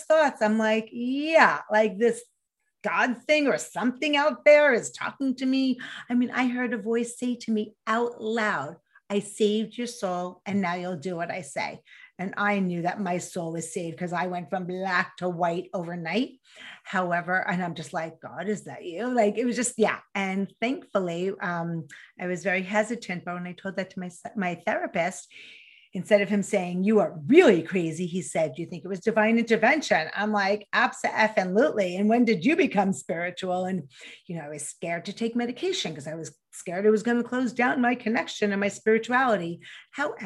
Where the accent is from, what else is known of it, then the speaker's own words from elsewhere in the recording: New York, United States; accent: New York; I grew up in New York, in case you couldn't hear the accent